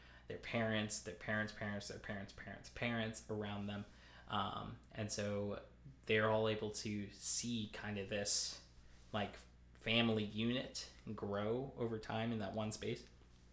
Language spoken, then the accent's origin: English; Lebanon, Pennsylvania, United States; I grew up in Lebanon, Pennsylvania